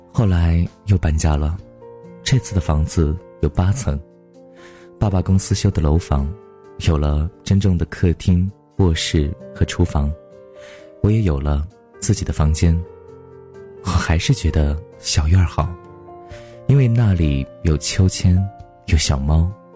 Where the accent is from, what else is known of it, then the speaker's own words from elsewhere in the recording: Guangyuan, Sichuan, China; 这座小城有些古老的气息。江对岸就是黄子寺，为了纪念武则天而建，我就出生在这样一座小城里面的一个普通家庭。记忆当中大概是办了三次家，我的家乡利州是一个被山围起来的城市。小的时候我就 住在山上，那座山叫东山